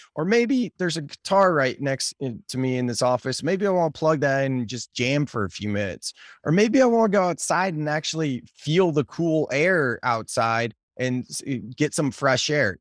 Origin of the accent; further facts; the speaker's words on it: United States; I'm American